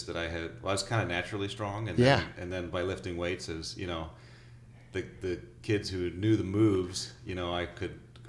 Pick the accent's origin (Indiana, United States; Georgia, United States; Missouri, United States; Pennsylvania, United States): Missouri, United States; Wildwood; I grew up in St. Louis, St. Louis area in Wildwood